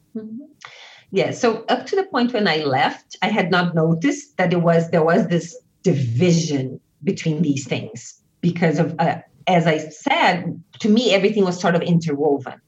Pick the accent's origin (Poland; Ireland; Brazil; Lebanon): Brazil; moved away as an adult; also born or lived in United States; what I was bringing from Brazil